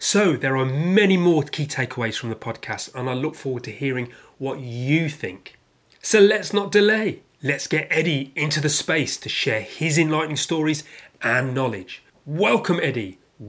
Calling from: London, United Kingdom

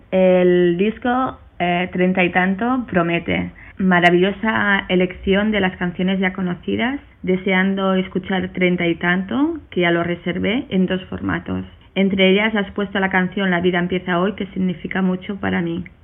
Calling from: La Pobla de Mafumet, Catalonia, Spain; de la Puebla de Mafumet, un pueblo cerca de Tarragona.

